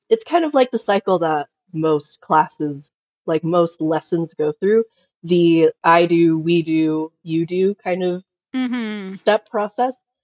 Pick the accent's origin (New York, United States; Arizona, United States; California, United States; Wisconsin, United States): New York, United States; New York City; born there; now in Utah, United States; I've moved around a ton. I was born in New York City, taught special ed for about seven years